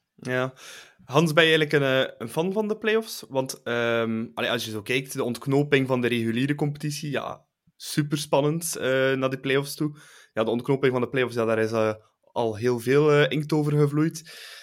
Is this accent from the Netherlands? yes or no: no; Bruges, Flanders, Belgium; voor mij als Bruggeling